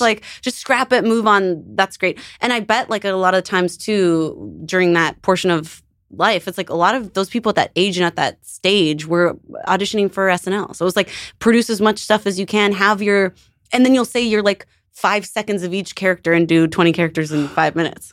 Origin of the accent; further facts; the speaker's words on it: Canada; moved away; I'm from Canada